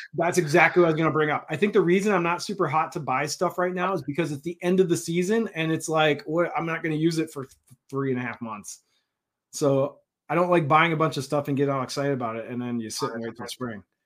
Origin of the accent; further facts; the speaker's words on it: Minnesota, United States; We're from Minnesota.